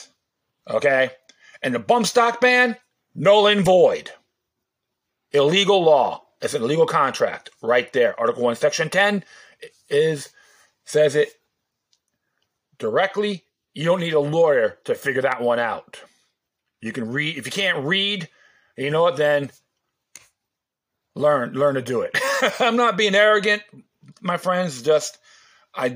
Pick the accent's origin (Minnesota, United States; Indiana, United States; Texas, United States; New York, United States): New York, United States; New York City; now in Florida, United States; I was born in Brooklyn